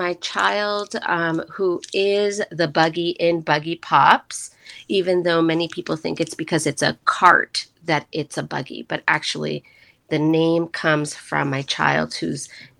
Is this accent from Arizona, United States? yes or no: no; New Jersey, United States; also born or lived in Puerto Rico / New York / Connecticut / Florida; now in Asheville, United States; I am definitely not from Asheville, and I consider myself being from New Jersey, even though I have officially not lived in New Jersey for more than half my life, but that's where I grew up. So that's where I consider myself to be from. But I have lived in many places, New York, Connecticut, Florida